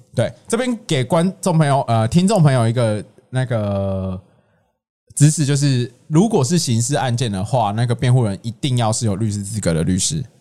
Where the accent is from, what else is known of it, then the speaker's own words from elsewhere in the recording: Tainan, Taiwan; 我的家乡，台南